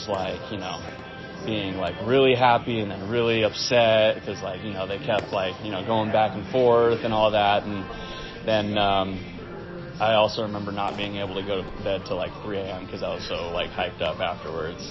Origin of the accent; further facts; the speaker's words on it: California, United States; also born or lived in Castle Rock, Colorado; now in Denver, United States; growing up in California.